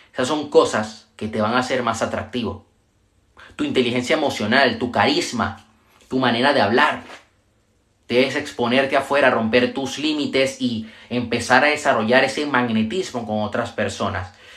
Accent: Venezuela; yo soy de Venezuela

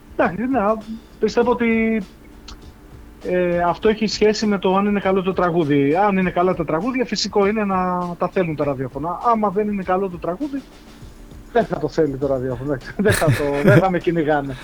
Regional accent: North Euboea, Central Greece, Greece; moved away; στο χωριό μου πάνω στη Βόρεια Ευεία

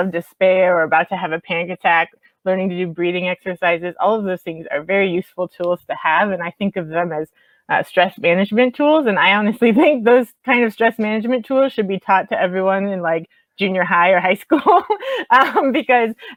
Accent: Miami, Florida, United States; moved away; I'm from Miami originally

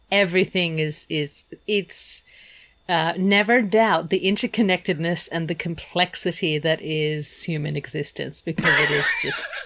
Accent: Germany; I grew up part way in Germany.

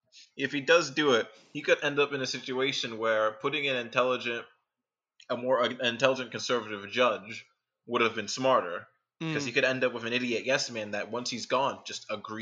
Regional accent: New York City, New York, United States; Yeah, I'm a New Yorker.

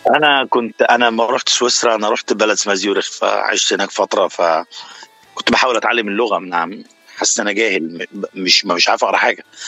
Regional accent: Cairo, Cairo Governorate, Egypt; moved away as an adult; now in United States; انا من مصر من شبرا

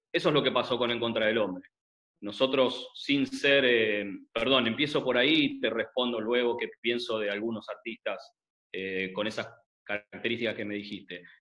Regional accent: Buenos Aires, Argentina; como todo adolescente mm, porteño, argentino de los 90

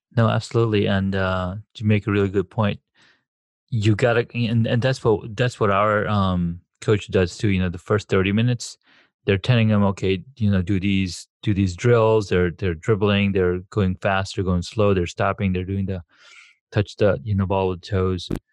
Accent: Saudi Arabia; moved away; growing up in Saudi Arabia

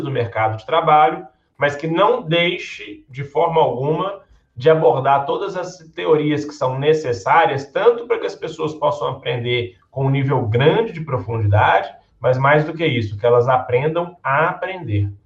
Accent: Belo Horizonte, Minas Gerais, Brazil; nasci em Belo Horizonte, no estado de Minas Gerais

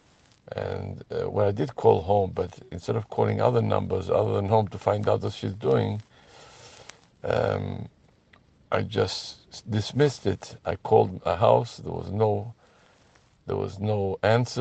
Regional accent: Gibraltar; moved away as an adult; also born or lived in United States; Gibraltar, which is my place of birth

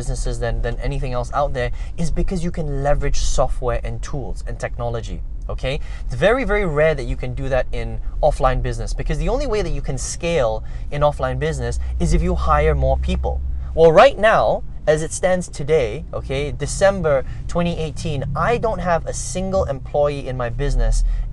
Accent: Malaysia; also born or lived in Indonesia / overseas; I was born in Indonesia, but basically raised in Malaysia, spent a lot of time overseas, came back home here to live.

